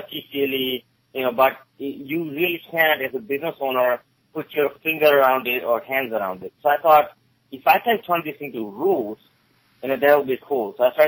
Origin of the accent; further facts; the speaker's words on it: Gettysburg, Pennsylvania, United States; English is a second language; also born or lived in India; I came here originally from India in 1989, with $20 and not a word of English. I grew up here in Gettysburg, Maryland in the area